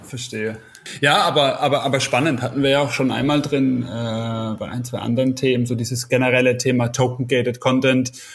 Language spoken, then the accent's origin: German; Karlsruhe, Baden-Württemberg, Germany; in meiner Heimatstadt Karlsruhe